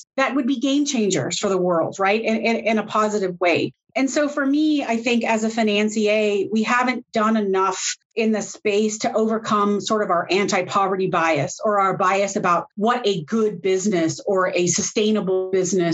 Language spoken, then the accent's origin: English; United States; I am an American, but I am the only American-based employee in my entire firm